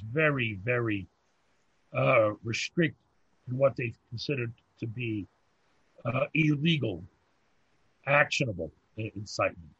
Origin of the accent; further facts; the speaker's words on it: United States; now in Montreal, Canada; Living in Canada, an expatriate, an exiled American.